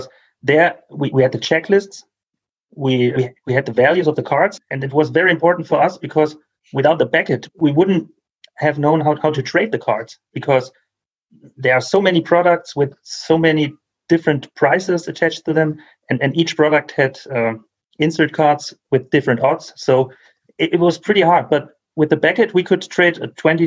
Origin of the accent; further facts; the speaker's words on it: Germany; English is a second language; I'm from Germany